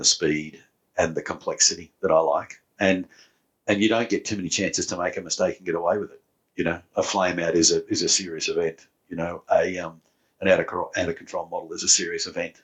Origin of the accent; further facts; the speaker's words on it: New South Wales, Australia; growing up in New South Wales